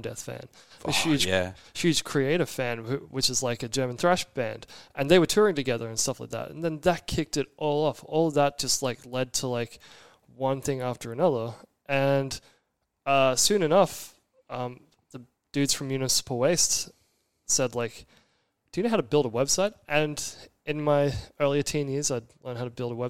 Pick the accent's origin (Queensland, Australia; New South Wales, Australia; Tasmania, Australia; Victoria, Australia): Queensland, Australia; Brisbane; moved away as an adult; also born or lived in Orange County, California; growing up in Brisbane, mixed race